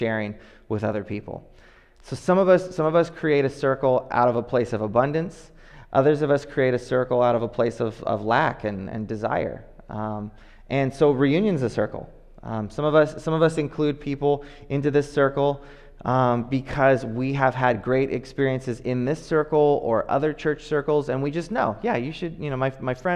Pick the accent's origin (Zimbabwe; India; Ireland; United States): United States; Oakland, California; growing up in Oakland